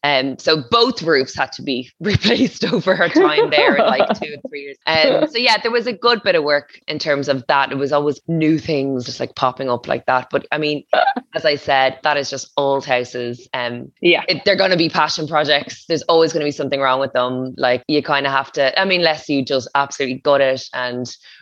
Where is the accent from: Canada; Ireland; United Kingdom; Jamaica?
Ireland; Dublin, Leinster; I know. Yeah, I know. I come from Dublin, so I totally get it.